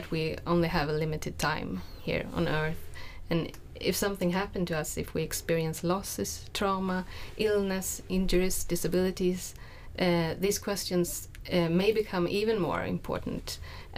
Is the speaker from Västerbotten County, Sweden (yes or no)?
no; Stockholm, Stockholm County, Sweden; moved away as an adult; now in Jönköping, Sweden; I'm from Stockholm, and I have lived here in Jönköping for 2.5 years.